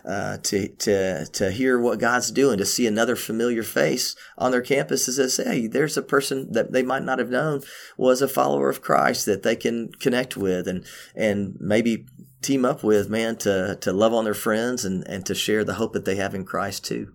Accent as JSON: {"language": "English", "town": "Memphis", "region": "Tennessee", "country": "United States", "tie": "born or raised there", "also_born_or_lived": "Cookeville, Tennessee", "said": "I was born in Cookville, but I was raised in, uh, the inner city of Memphis"}